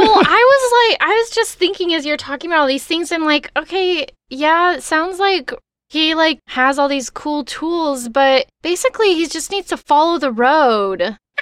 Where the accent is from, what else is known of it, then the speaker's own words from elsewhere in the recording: Texas, United States; I'm from Texas